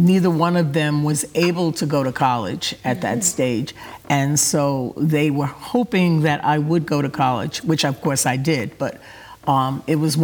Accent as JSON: {"language": "English", "town": "New York City", "region": "New York", "country": "United States", "tie": "born or raised there", "also_born_or_lived": "Taiwan", "said": "I grew up in the South Bronx"}